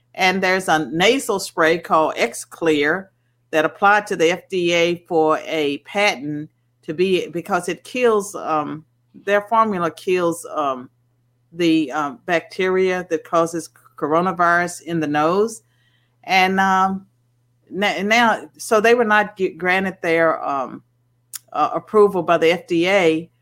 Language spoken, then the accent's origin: English; Virginia, United States; when I was growing up in Virginia in the, in the 60s, we had Sunday blue laws